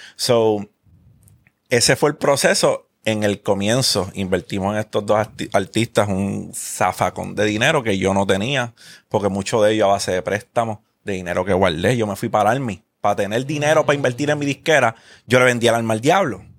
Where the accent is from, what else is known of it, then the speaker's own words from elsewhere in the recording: Carolina, Puerto Rico; Yo me crié en Parque Ecuestre. yo viví 12 años de mi vida en Parque Ecuestre.